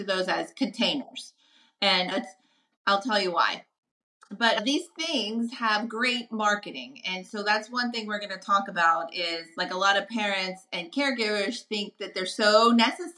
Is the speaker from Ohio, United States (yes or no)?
no; New Orleans, Louisiana, United States; I'm from New Orleans